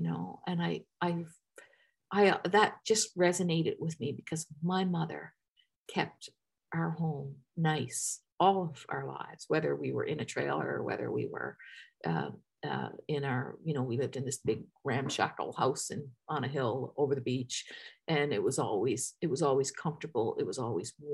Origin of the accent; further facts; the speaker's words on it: Newfoundland and Labrador, Canada; accent: Newfoundland; moved away; I lived in Newfoundland in this tiny rural area that was built around an American Navy base.